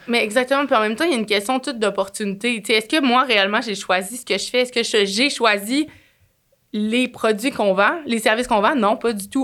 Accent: Quebec, Canada; accent: Québécois; mon accent cassé québécois

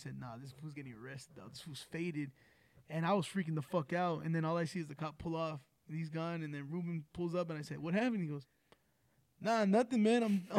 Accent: Rialto, California, United States; also born or lived in Los Angeles, California; And then, I think first grade, I moved out to Rialto. And went to school out here. You know, I grew up out here in Rialto.

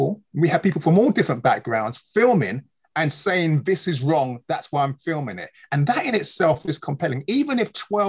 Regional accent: London, United Kingdom; In London. Here, London, Hackney. I was born in the UK

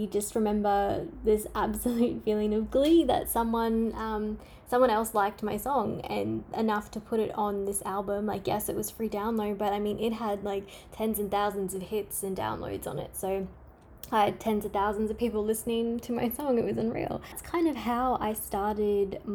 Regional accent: Queensland, Australia; I'm from Australia. You can't tell by my accent. And I'm from the state of Queensland.

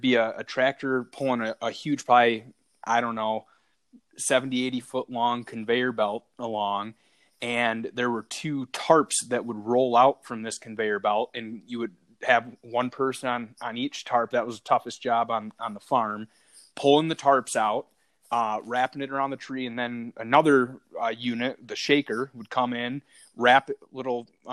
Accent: Traverse City, Michigan, United States; also born or lived in Metro Detroit, Michigan; I grew up in Traverse City, Michigan, which is just off Lake Michigan, kind of the northwest portion of the Lower Peninsula

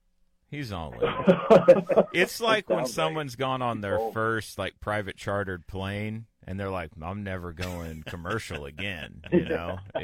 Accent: Norman, Oklahoma, United States; as someone who was born and raised in Norman

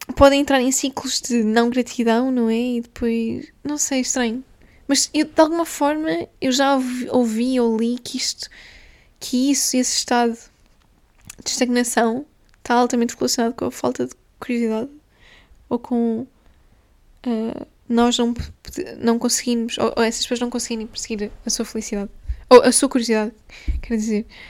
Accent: Guimarães, Norte, Portugal; moved away; em Guimarães, que foi onde eu fui um, criada, onde eu cresci, nasci e cresci

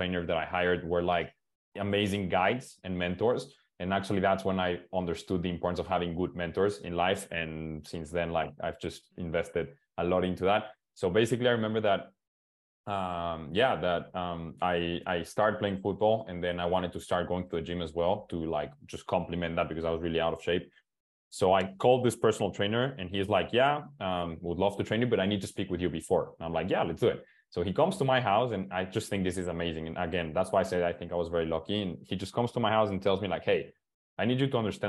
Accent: Mexico; English is a second language; I'm from Mexico

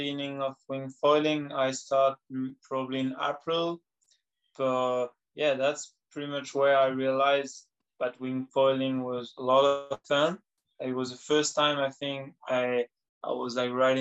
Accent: New Caledonia; I'm from New Caledonia.

